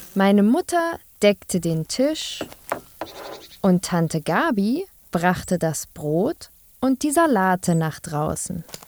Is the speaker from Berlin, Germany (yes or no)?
yes; Berlin, Germany; Ich bin in Westberlin geboren und aufgewachsen